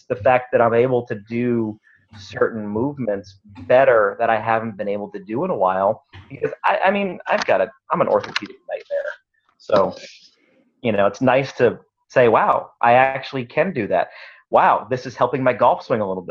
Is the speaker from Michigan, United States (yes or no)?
no; Northern Maine, United States; moved away; also born or lived in New Jersey / Rhode Island / Texas / North Idaho; I grew up in Northern Maine